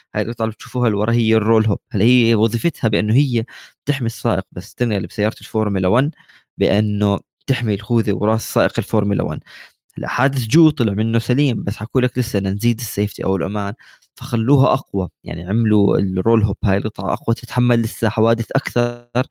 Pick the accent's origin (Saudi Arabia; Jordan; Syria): Jordan; عندنا بالاردن بنحكي هيك